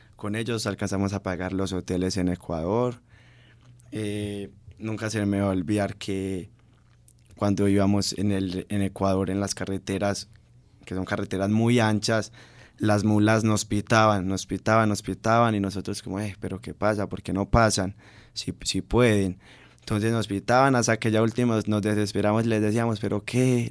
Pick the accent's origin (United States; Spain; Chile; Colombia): Colombia